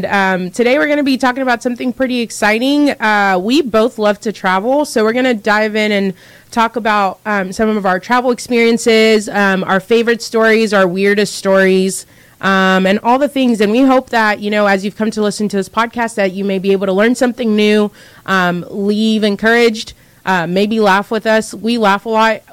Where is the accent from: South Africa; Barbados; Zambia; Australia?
Zambia; moved away; I was living in Zambia, because I was born in Zambia